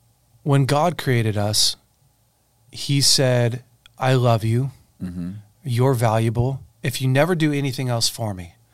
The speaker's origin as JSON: {"language": "English", "town": "Weaverville", "country": "United States", "tie": "born or raised there", "said": "growing up in Weaverville."}